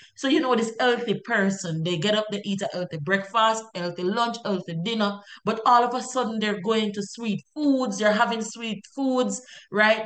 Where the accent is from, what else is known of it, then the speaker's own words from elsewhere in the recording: Jamaica; I'm a Jamaican and we're all Jamaicans